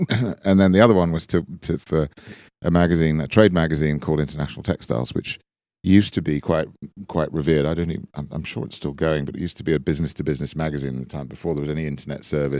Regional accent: Bournemouth, South West England, United Kingdom; No, I was from Dorset in the south coast of England, a town called Bournemouth

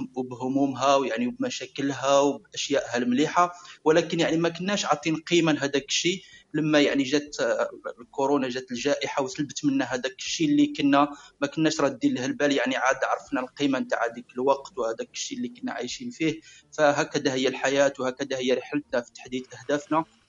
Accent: Algeria; نقولوا عندنا في الجزائر

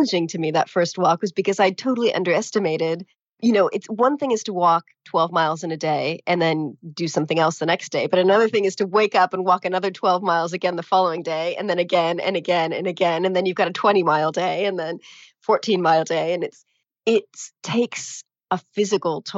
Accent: California, United States; moved away as an adult; also born or lived in Latin America; now in England, United Kingdom; I grew up in California, really close to a state park

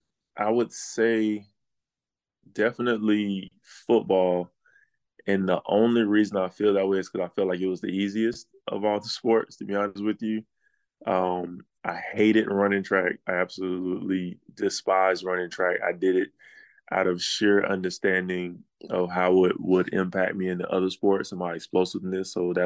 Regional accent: Atlanta, Georgia, United States; So I'm from Atlanta. I was born in Atlanta. My oldest brother lived in Atlanta at that time.

